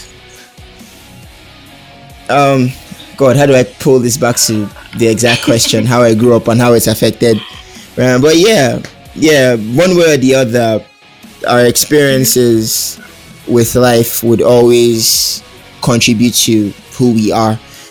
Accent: Port Harcourt, Rivers State, Nigeria; I was born in Port Harcourt City, mm-hmm. here in Nigeria

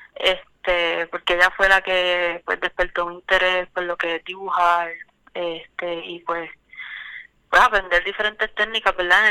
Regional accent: Puerto Rico; yo soy de Calle

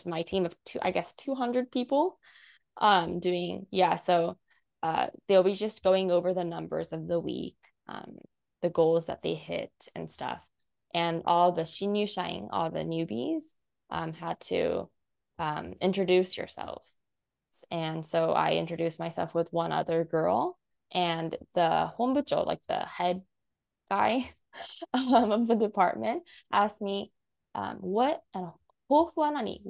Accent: United States; now in Japan; growing up in the States

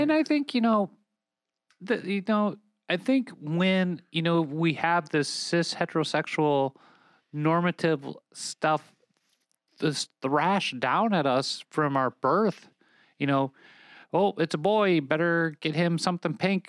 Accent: Minnesota, United States; my home state now of Minnesota

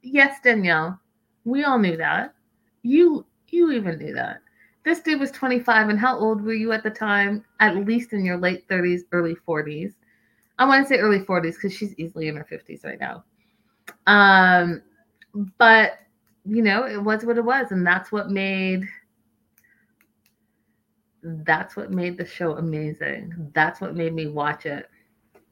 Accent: Canada; as a Canadian

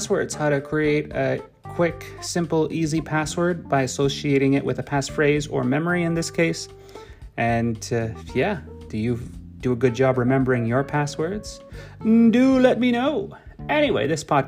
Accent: Canada; I'm Canadian

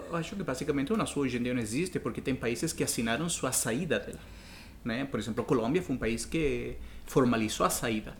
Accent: Chile; Portuguese is a second language; now in Brazil; quando eu saí do Chile, a, a minha lembrança sempre é a cordilheira

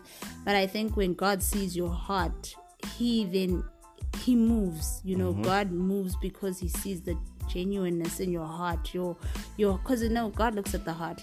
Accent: Zimbabwe; moved away; growing up in Zimbabwe

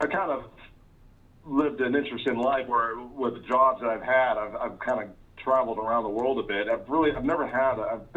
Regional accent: United States; moved away as an adult; now in Australia; I'm from America

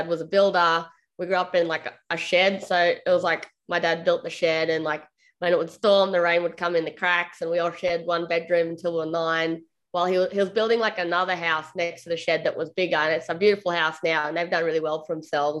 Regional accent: Australia; I'm an Australian, like, I guess, singer-songwriter

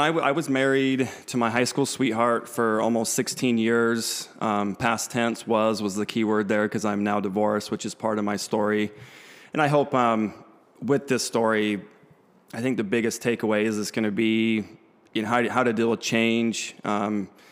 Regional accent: Salt Lake City, Utah, United States; moved away as an adult; now in Las Vegas, United States; growing up in Salt Lake, that's where I was my whole life

